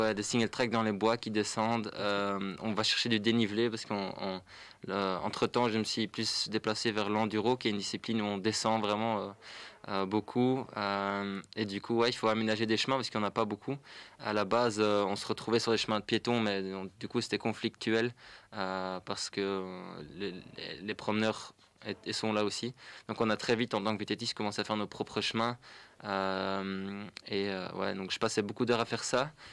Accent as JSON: {"language": "French", "region": "Flanders", "country": "Belgium", "also_born_or_lived": "Brussels", "second_language": "French", "moved": "yes", "said": "je suis flamand à la base"}